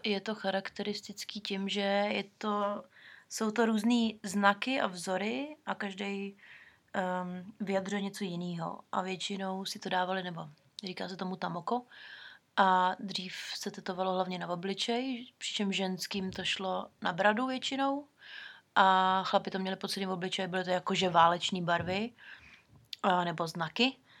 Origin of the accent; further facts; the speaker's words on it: Czechia; moved away as an adult; now in New Zealand; jsme z Česka